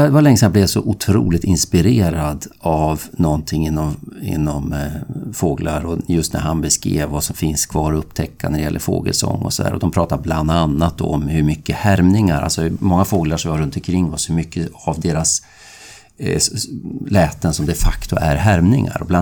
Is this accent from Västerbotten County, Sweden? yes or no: yes; Västerbotten County, Sweden; Ja, jag är från Västerbotten